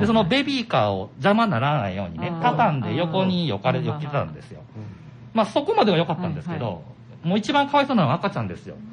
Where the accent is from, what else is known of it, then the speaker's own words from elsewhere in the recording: Nara, Japan; 僕は生まれも育ちも奈良県の御製市というところで